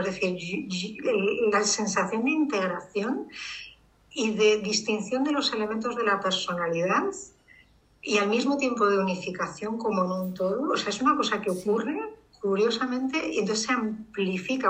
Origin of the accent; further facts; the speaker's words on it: Madrid, Community of Madrid, Spain; soy urbanita de Madrid